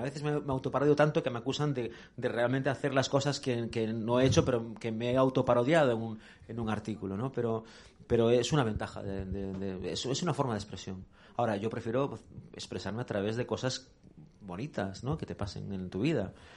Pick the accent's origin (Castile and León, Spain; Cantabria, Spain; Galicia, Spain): Galicia, Spain; moved away as an adult; now in Madrid, Spain; yo era un crío de un pueblo gallego pequeño